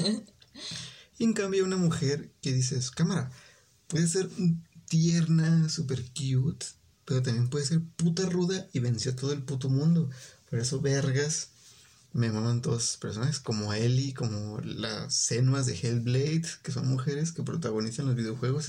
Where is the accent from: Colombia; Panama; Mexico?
Mexico; como buen mexicano